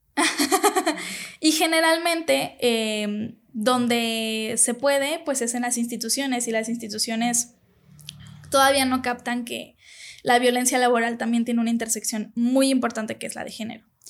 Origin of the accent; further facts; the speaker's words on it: Guadalajara, Jalisco, Mexico; aquí en Tapatilandia todos somos súper amigables